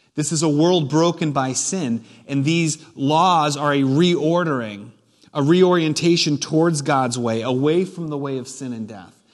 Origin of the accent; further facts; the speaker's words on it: New Hampshire, United States; I was born and raised in New Hampshire.